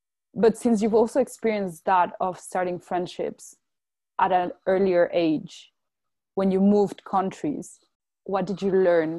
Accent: Brussels, Brussels-Capital Region, Belgium; I grew up in Brussels and that's where I spent basically all my life till I moved to university.

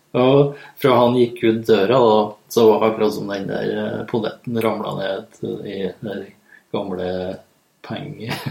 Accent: Lierne, Trøndelag, Norway; Jeg er egentlig fra Lierne i Nord-Trøndelag

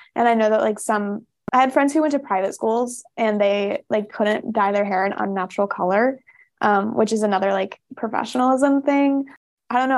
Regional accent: Rogue Valley, Oregon, United States; I grew up in the Rogue Valley

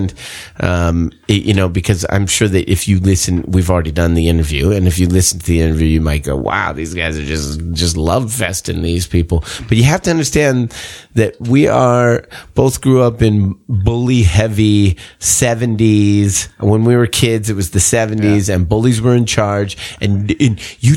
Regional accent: Portland, Oregon, United States; moved away as an adult; now in Los Angeles, United States; I grew up in Portland, Oregon

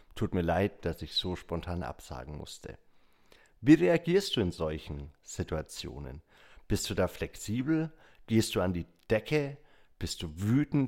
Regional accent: Bavaria, Germany; bei uns in Bayern

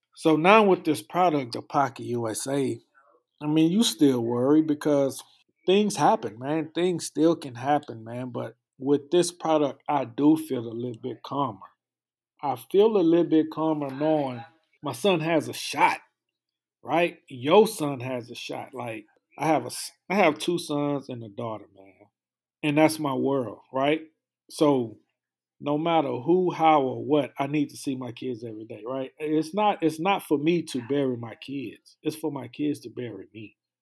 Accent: Houston, Texas, United States; I'm from Houston, Texas

